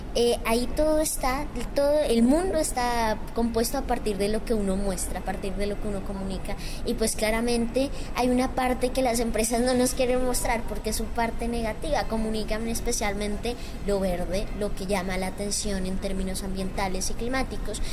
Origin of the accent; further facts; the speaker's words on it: Villeta, Cundinamarca, Colombia; Soy de Colombia, de Cundinamarca, de Villeta